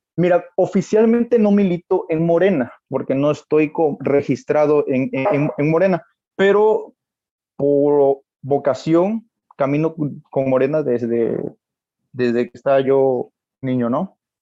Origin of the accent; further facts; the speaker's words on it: Reforma, Chiapas, Mexico; Yo soy de Reforma Chiapas, de Reforma Chiapas